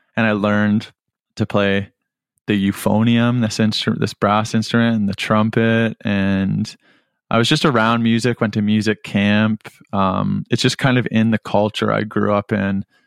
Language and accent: English; Whitby, Ontario, Canada; moved away as an adult; now in Hamilton, Canada; I grew up in Whitby, lived most of my life in Whitby, and, and hope to return.